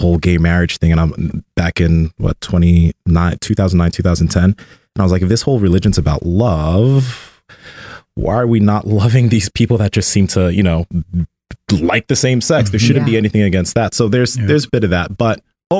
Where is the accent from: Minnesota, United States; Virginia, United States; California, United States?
California, United States; Sacramento; I was born here in Sacramento, but my family's from Nigeria.